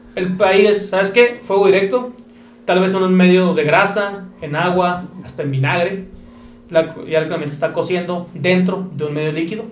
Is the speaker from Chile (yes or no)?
no; Mexico; aquí como mexicanos